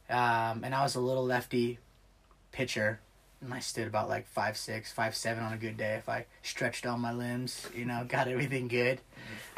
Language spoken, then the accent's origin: English; Clyde, Ohio, United States; also born or lived in Bowling Green, Ohio; grew up in Green Springs slash Clyde